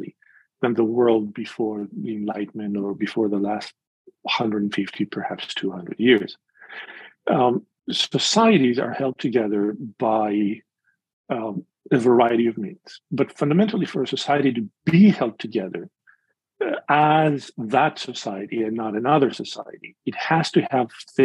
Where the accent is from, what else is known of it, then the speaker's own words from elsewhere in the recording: Greece; moved away as an adult; now in Chicago, United States; I was born and raised in Greece, in the evangelical community in Greece, and have been in Chicago now for 37 winters